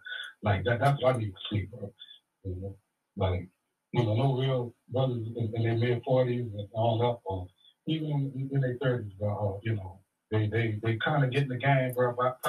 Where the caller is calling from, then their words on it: Grand Prairie, Texas, United States; Yeah, … from Grand Prairie.